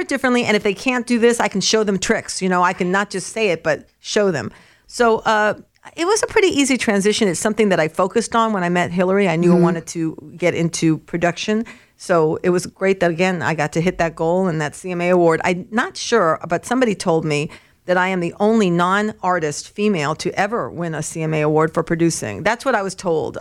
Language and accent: English; Los Angeles, California, United States; moved away as an adult; also born or lived in New York / Nashville; I was born in New York but raised in Los Angeles